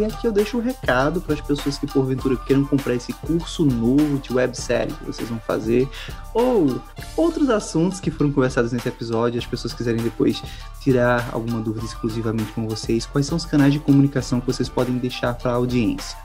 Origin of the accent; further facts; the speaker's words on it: Caruaru, Pernambuco, Brazil; Sou de Caruaru